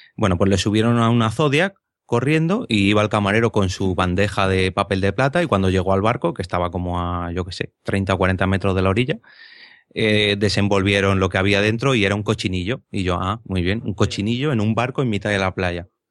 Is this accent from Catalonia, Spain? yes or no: no; Madrid, Community of Madrid, Spain; yo siendo de Madrid